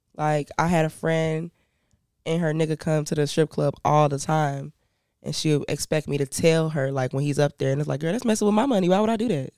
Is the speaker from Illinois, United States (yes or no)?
yes; Chicago, Illinois, United States; also born or lived in Canada / Indiana / Ghana; I grew up in Chicago